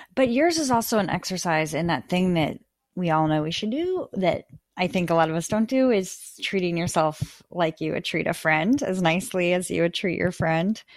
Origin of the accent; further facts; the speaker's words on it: Midwest, United States; now in New York City, United States; I'm from the Midwest